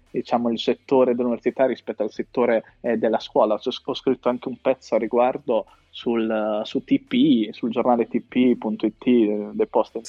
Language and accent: Italian; Riccione, Emilia-Romagna, Italy; sono di Riccione